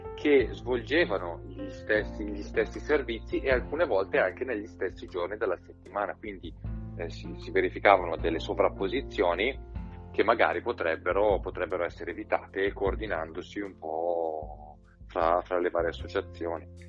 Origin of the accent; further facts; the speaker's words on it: Seriate, Lombardy, Italy; also born or lived in Redona, Bergamo; io sono cresciuto a Seriate